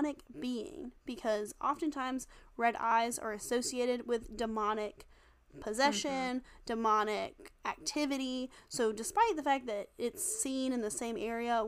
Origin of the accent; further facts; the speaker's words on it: Wilmington, North Carolina, United States; moved away; I'm from Wilmington originally. We have a pirate bar